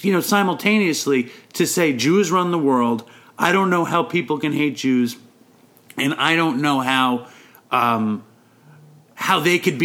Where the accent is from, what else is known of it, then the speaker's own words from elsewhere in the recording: New York City, New York, United States; I am a Jew from New York City